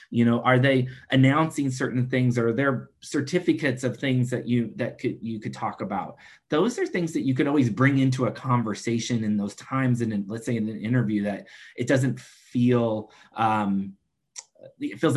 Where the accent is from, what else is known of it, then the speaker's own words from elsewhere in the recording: Washington, United States; I'm from Washington state because, you know, I was living in San Diego at the time, but I wanted to share that I am from Washington state.